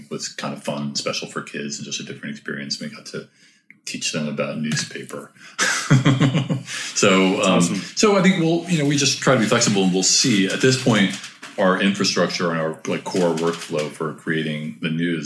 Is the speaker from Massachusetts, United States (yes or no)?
no; New York, United States; since I was a kid growing up in New York